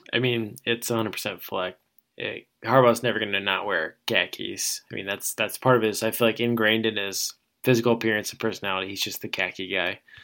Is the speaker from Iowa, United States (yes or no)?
yes; Iowa, United States; growing up in Iowa